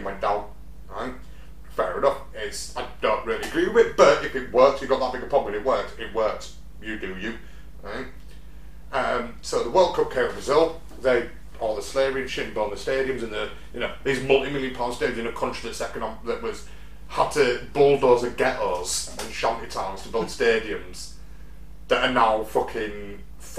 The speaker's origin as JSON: {"language": "English", "region": "England", "country": "United Kingdom", "said": "as an Englishman"}